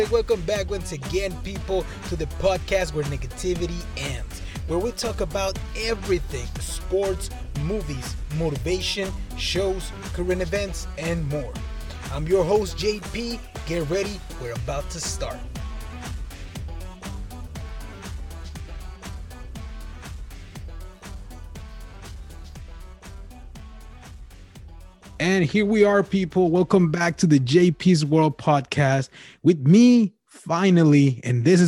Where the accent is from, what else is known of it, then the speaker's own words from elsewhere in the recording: Mexico; I'm from Mexico